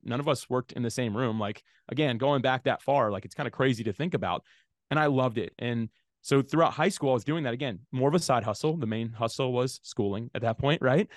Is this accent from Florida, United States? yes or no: yes; Jacksonville, Florida, United States; I grew up in Jacksonville, Florida, and that's actually still where I live today